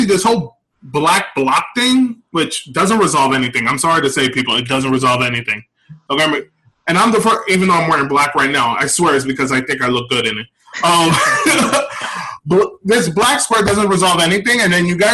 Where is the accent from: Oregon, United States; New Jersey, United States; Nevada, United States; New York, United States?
New York, United States; New York City; moved away as an adult; I'm originally from the Bronx. I recently moved